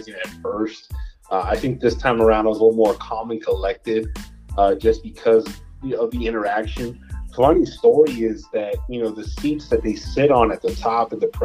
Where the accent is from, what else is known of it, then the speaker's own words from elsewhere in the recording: El Paso, Texas, United States; I grew up in El Paso, born and raised, been here my entire life